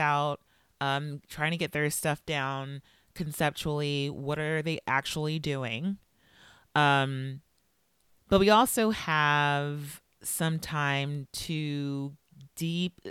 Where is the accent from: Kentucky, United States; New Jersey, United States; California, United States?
California, United States; Los Angeles; I grew up in South LA, which is a part